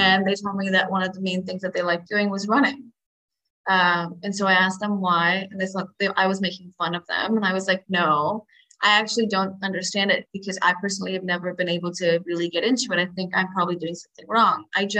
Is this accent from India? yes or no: yes; India; Because I mean, I have brown eyes, and I'm Indian. I was surrounded by Indians most of my life.